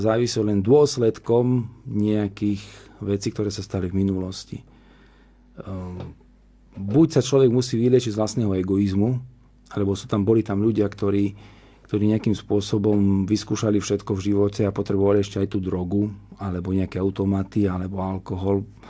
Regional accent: Slovakia; also born or lived in Italy; ja som zo Slovenska

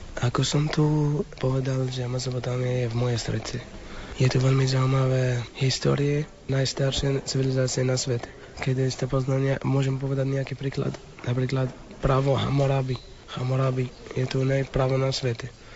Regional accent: Iraq; Slovak is a second language; now in Slovakia; som iráčan

